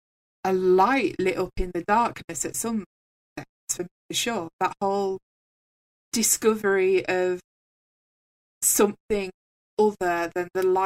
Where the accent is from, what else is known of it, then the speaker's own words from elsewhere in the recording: England, United Kingdom; I am from England, I am English.